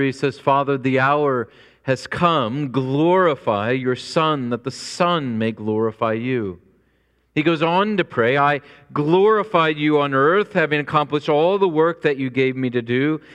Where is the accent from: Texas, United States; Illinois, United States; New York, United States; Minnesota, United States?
Illinois, United States; Springfield; moved away as an adult; also born or lived in rural North Carolina; I grew up in Springfield, Illinois, which is the hometown of Abraham Lincoln